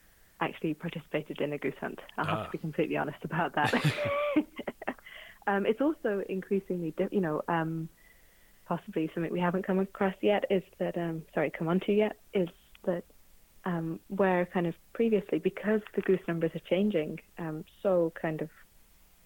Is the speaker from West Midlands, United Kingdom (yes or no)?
yes; Birmingham, West Midlands, United Kingdom; moved away; also born or lived in Scotland; I grew up in Birmingham